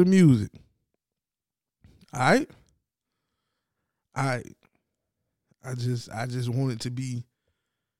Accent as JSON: {"language": "English", "region": "Tennessee", "country": "United States", "said": "I'm from Tennessee."}